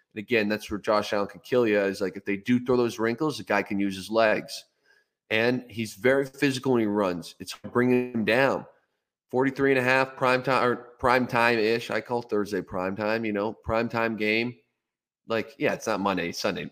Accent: Ontario, Canada; growing up in Ontario

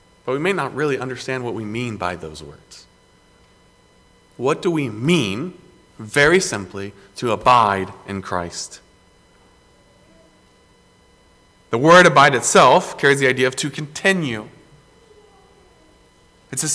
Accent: Greenville, South Carolina, United States; Growing up in South Carolina, in Greenville, people just assume that South Carolina is all beach

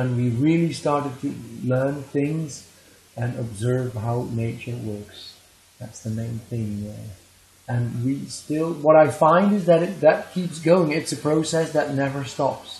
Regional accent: Netherlands; I am from the Netherlands.

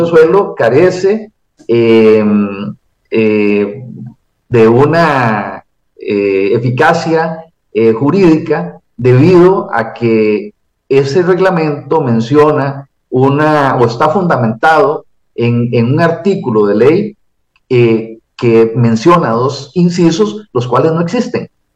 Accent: Costa Rica; como cualquier costarricense

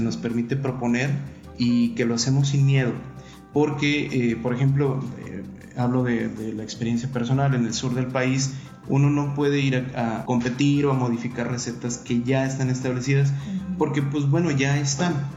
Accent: Mexico; a nosotros como mexicanos

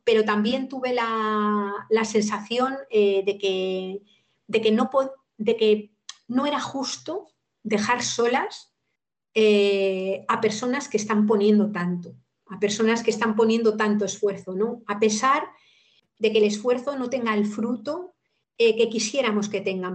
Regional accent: Madrid, Community of Madrid, Spain; moved away as an adult; now in Cantabria, Spain; yo soy madrileña de nacimiento y he vivido en Madrid la mayor parte de, mi vida

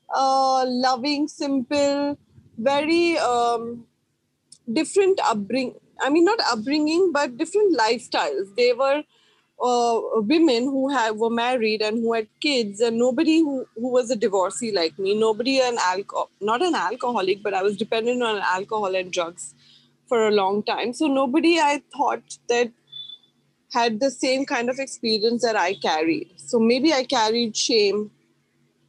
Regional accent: Mumbai, Maharashtra, India; because I was from Bombay

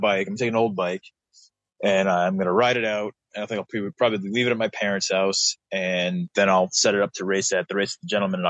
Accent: New England, United States; moved away; I'm from New England

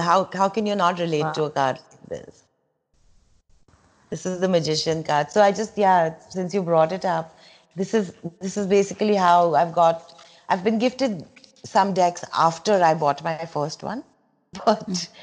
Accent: India; I relate to as an Indian

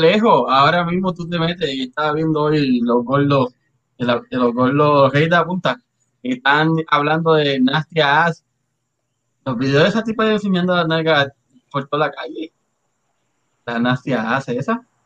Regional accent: Río Grande, Puerto Rico; moved away; Yo soy de Río Grande

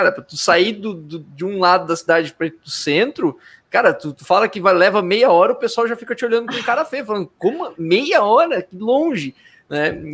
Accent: Santa Catarina, Brazil; A minha namorada é de São Paulo, eu sou de Santa Catarina

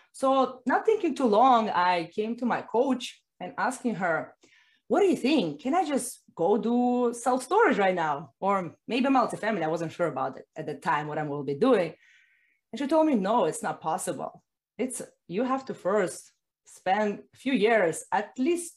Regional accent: Russia; now in Miami, United States; I was born in Russia, as you guess, and I've been living right now in Miami.

